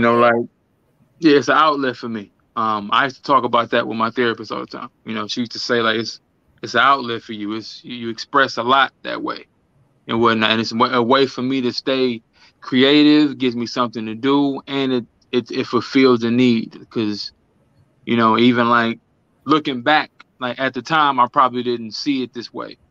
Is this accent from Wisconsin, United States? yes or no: yes; Milwaukee, Wisconsin, United States; I am from Milwaukee, Wisconsin, Midwest, um, 414, MKE